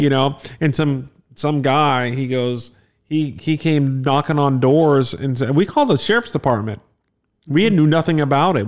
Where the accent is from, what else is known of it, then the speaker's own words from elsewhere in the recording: Florida, United States; also born or lived in Texas; we're from Florida